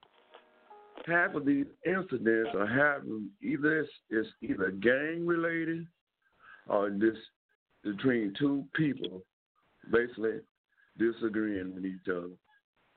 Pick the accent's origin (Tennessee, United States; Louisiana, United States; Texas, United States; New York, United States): Texas, United States; Dallas; I grew up in South Dallas. I know half the kids and half the kids' parents, and I went to school in South Dallas.